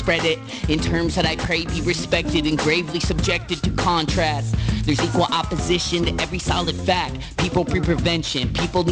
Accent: Nanaimo, British Columbia, Canada; moved away; I'm from Nanaimo

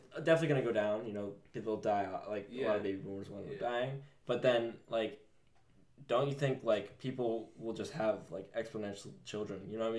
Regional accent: United States; we're American

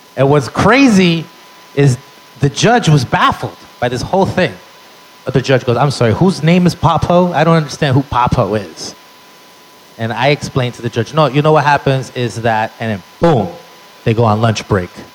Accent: New York City, New York, United States; Born and raised in the Bronx.

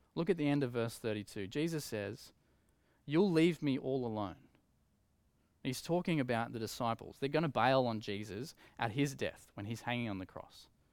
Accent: Coffs Harbour, New South Wales, Australia; I grew up in Coffs Harbour

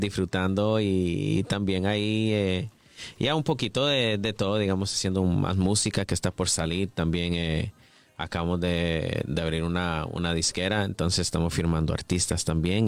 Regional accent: Canada; creciendo en Canadá, uno creciendo escuchando hip hop, pop music, RB

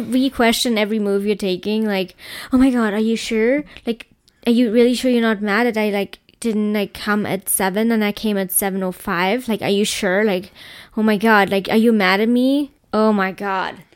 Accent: Germany; I come from Germany

